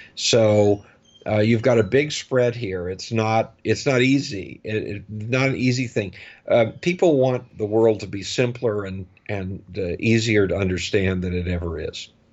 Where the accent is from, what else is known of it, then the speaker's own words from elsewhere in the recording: United States; as an American